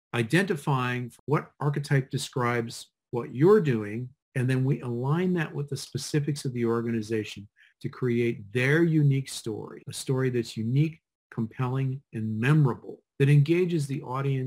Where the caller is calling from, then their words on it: Pittsburgh, Pennsylvania, United States; I'm in Pittsburgh, Pennsylvania, in the United States.